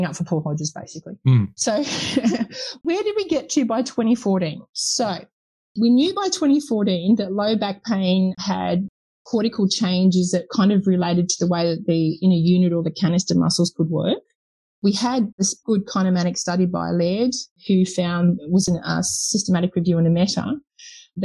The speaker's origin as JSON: {"language": "English", "country": "United Kingdom", "said": "being a Brit"}